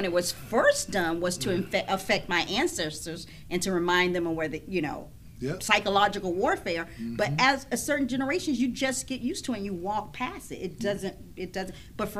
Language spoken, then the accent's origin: English; the South, United States; which is totally amazing to me, because I grew up in the South where all the Black people was the same.